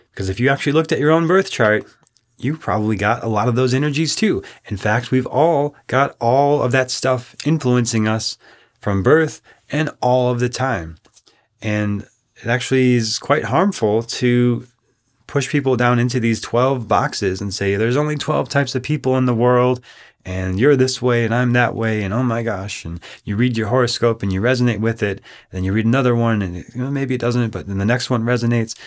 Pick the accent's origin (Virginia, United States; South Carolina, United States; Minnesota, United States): Minnesota, United States; growing up in Minnesota